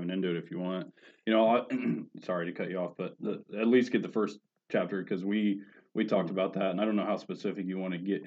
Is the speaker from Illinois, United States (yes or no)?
yes; Mattoon, Illinois, United States; growing up in Mattoon